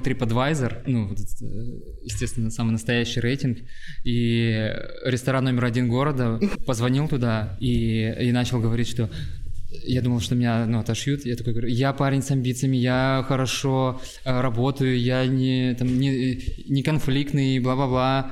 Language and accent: Russian; Irkutsk, Irkutsk Oblast, Russia; now in Saint Petersburg, Russia; я вот приехал из Иркутска